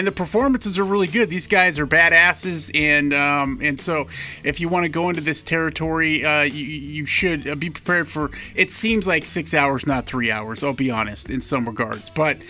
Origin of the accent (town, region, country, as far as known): United States